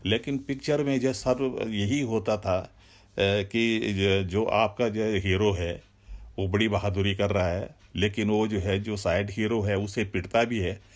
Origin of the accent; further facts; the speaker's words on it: Sunara village, Rawain, Uttarakhand, India; also born or lived in Dehradun; हमारा गांव सुनारा है मैं सुनारा का जो फर्स्ट ग्रेजुएट हूँ